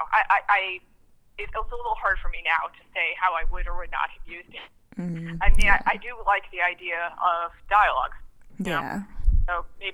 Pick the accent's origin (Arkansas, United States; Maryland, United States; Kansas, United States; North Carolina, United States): Maryland, United States; Baltimore; I grew up in Baltimore